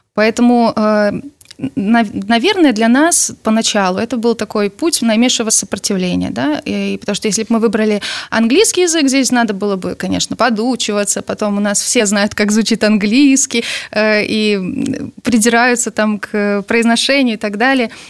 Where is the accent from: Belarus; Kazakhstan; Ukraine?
Belarus; мы действительно из Беларуси